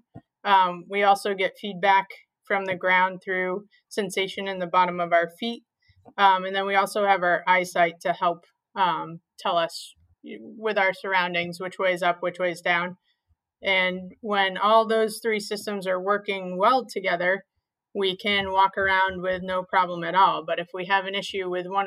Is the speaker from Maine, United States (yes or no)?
yes; southern Maine, United States; moved away as an adult; also born or lived in Rhode Island; now in Providence, United States; Yeah, I grew up in southern Maine. I actually went to school at the University of New England, which is also in Maine. So I was born and raised in Maine